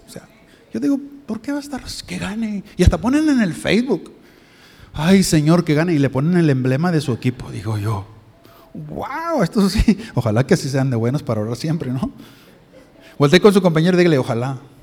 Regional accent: Mexico; moved away; yo soy de México

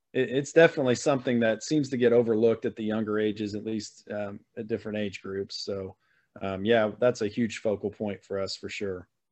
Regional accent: Missouri, United States; born and raised in Missouri, so I've spent my my whole life in Missouri, mid Missouri mostly

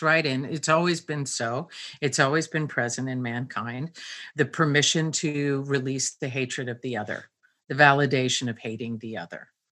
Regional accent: Pennsylvania, United States; I grew up in a very small town in Pennsylvania

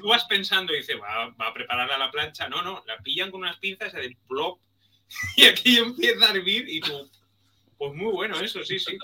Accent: Cambrils, Catalonia, Spain; viví al lado del parque, mi pueblo de orígenes de allí, de al lado, el, de Cambrils.

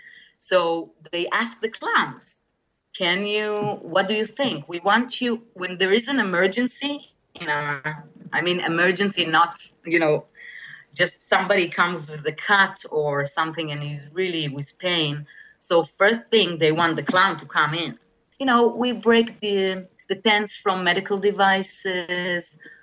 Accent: New York, United States; born there; I was born in New York. I was born in...

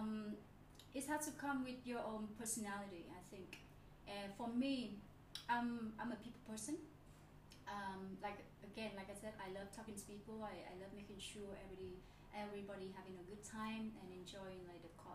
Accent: Nha Trang, Khanh Hoa, Vietnam; now in Ho Chi Minh City, Vietnam; because I'm from Nha Trang. I grew up at the beach.

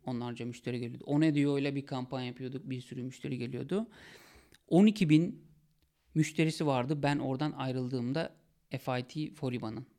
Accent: Sakarya, Turkey; bir özel okula gittim, liseye gittim Sakarya'da.

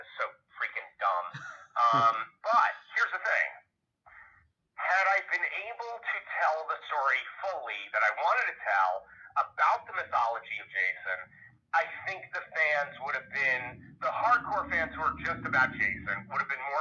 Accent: New York, United States; I'm born and raised in New York. I go, guys, I'm sorry. I'm a New Yorker.

